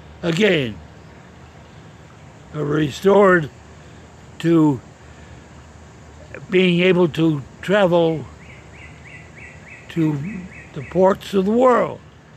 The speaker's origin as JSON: {"language": "English", "region": "Pennsylvania", "country": "United States", "tie": "born or raised there", "said": "Oh, and growing up, the variety of opportunities. We have 2 cities, one at each end of the state."}